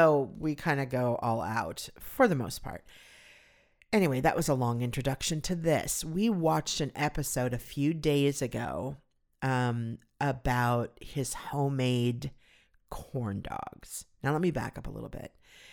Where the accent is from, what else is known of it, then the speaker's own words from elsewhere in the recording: California, United States; It was an outdoor shopping mall that I grew up near in Southern California.